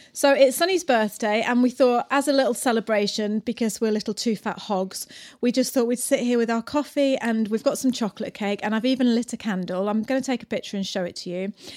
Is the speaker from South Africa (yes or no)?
no; England, United Kingdom; moved away as an adult; now in New Zealand; I'm English